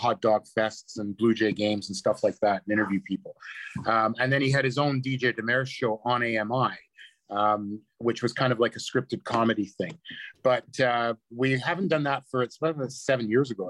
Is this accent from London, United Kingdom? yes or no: no; Scotland, United Kingdom; now in Canada; I said I was from Scotland. I arrived in Canada in 1968